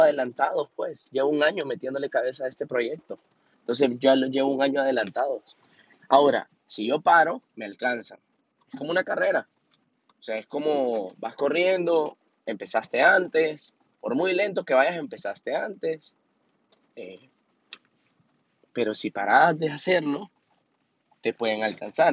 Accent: Honduras; yo específicamente soy de Honduras

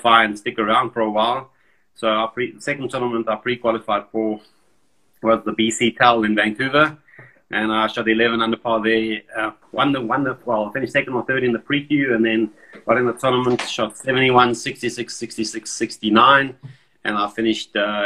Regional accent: South Africa; growing up in South Africa

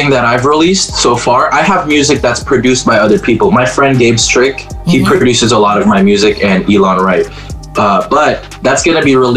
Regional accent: Manado, North Sulawesi, Indonesia; or, or, or Sulawesi, all because I grew up in Manado.

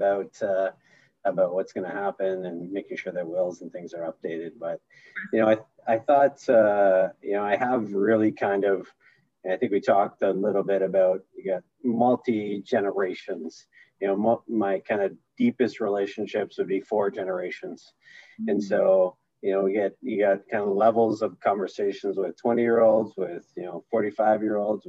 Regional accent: Sudbury, Ontario, Canada; also born or lived in Orlando; I'm from Sudbury

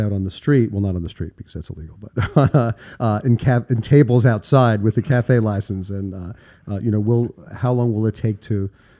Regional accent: New York, United States; I'm from New York. I was born here

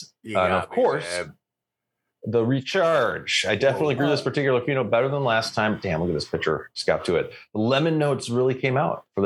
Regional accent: Canada; I am Canadian

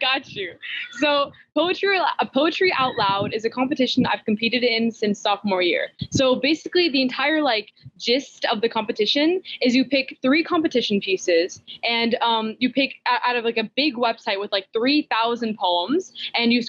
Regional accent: Xenia, Ohio, United States; as I'm growing up in America

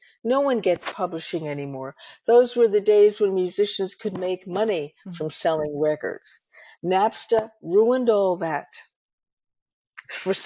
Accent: New York, United States; I'm a New Yorker. I grew up in the city.

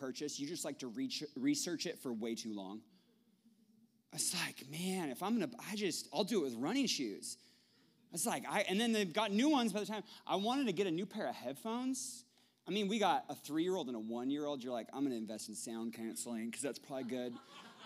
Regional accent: Tacoma, Washington, United States; I'm from Tacoma

